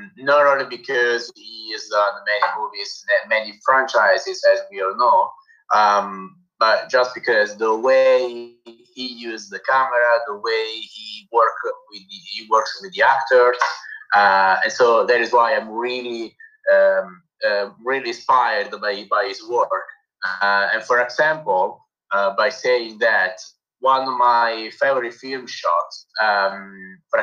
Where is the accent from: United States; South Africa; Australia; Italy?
Italy; Naples, Campania; accent: Italian; English is a second language; I'm here from Naples, Italy, and so I'm Neapolitan, I'm Italian.